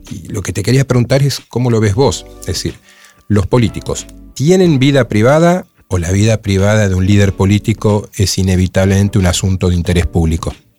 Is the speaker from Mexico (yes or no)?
no; Argentina; somos, los argentinos